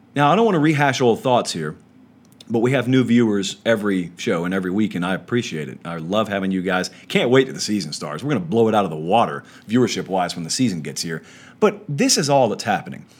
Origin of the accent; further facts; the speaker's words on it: south of Nashville, United States; now in Nashville, United States; I'm from the South, guys. I'm still in the South right now, relatively speaking. In Nashville, I grew up south of here